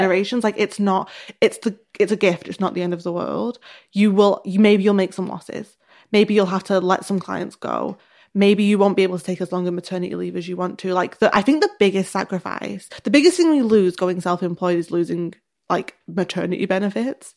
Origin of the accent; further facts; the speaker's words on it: the north of England, United Kingdom; accent: northern; my northern accent